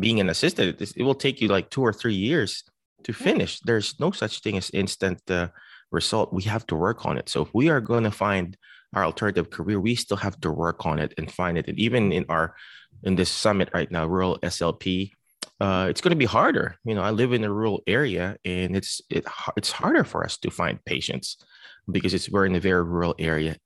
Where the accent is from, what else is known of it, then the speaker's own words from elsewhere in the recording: Philippines; now in United States; I came from the Philippines